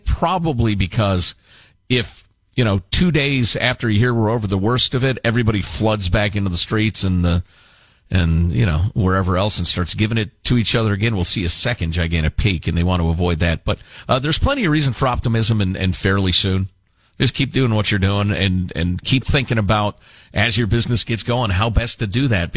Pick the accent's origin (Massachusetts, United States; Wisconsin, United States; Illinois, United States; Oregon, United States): Illinois, United States; Chicago; now in California, United States; I'm from Chicago, where I grew up.